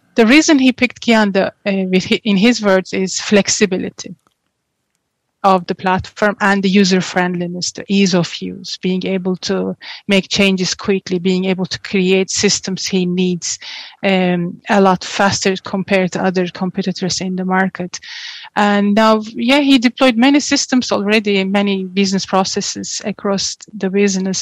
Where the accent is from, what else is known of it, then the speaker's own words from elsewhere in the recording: Turkey; moved away as an adult; also born or lived in Portugal; now in Ireland; I'm originally from Turkey. Oh. And yes, I grew up in Turkey.